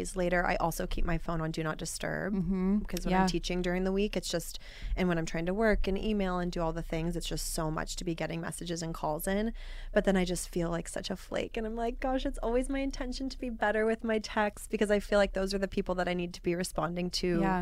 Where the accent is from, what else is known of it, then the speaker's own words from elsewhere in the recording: Overland Park, Kansas, United States; moved away as an adult; also born or lived in Arizona / Los Angeles; I grew up in Kansas, Overland Park, Kansas.